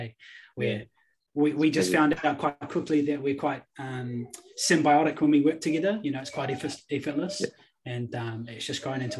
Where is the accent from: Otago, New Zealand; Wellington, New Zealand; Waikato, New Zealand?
Wellington, New Zealand; also born or lived in Auckland; So I'm from Wellington, but also from Auckland too. I kind of spent both of my, childhoods or whatever you may call it in both cities, eh? So both cities are super near to me.